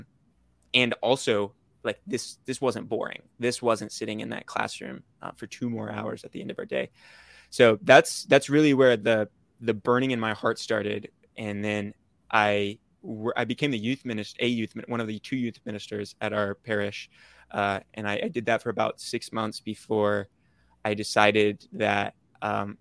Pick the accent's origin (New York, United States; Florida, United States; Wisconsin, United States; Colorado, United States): Florida, United States; Orlando; I'm from Orlando, Florida